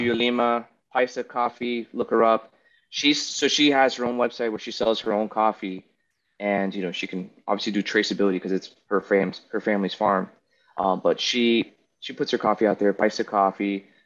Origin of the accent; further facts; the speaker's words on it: United States; I'm American, right? I'm spoiled.